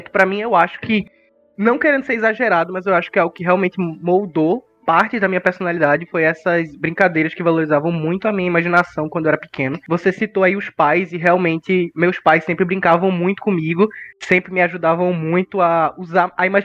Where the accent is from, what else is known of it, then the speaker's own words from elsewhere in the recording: Recife, Pernambuco, Brazil; Sou de Recife